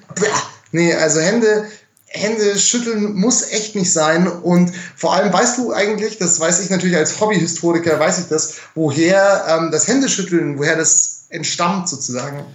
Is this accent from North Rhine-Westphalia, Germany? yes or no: no; Munich, Bavaria, Germany; ich bin ja ein Münchner